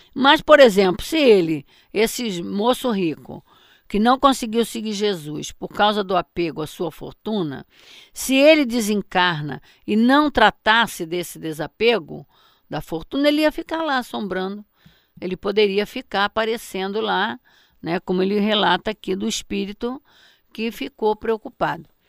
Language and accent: Portuguese; Mato Grosso, Brazil; Eu me lembro quando eu era criança, lá em Mato Grosso, não era em Barbacena, não, lá em Mato Grosso, eh, na casa dos meus pais